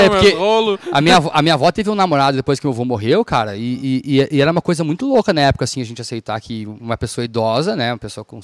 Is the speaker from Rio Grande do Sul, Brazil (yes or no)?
yes; Viamão, Rio Grande do Sul, Brazil; born there; also born or lived in Rio Pardo / Campo Bom / Novo Hamburgo; É, é, é maluquice, mas eu nasci em Viamão, eu morei em, em Rio Pardo, eu morei em Campo Bom. Meu pai faleceu, a gente foi morar em Novo Hamburgo.